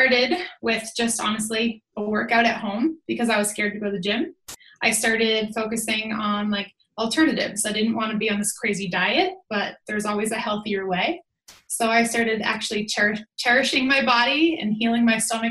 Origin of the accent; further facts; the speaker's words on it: Boston, Massachusetts, United States; moved away as an adult; now in Lake Tahoe, United States; But I'm originally from Boston, Mass. I now live in Lake Tahoe, California.